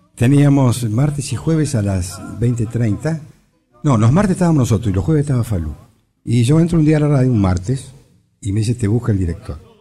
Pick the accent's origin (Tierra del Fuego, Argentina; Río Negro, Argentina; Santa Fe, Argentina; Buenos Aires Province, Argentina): Río Negro, Argentina; Viedma; moved away as an adult; also born or lived in Buenos Aires; Yo nací en Viedma, Río Negro.